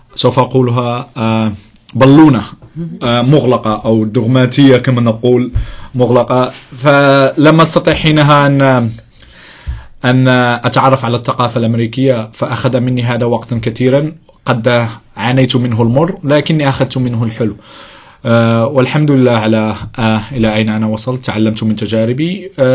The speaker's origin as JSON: {"language": "Arabic", "town": "Casablanca", "region": "Casablanca-Settat", "country": "Morocco", "said": "أنا من المغرب من الدار البيضاء"}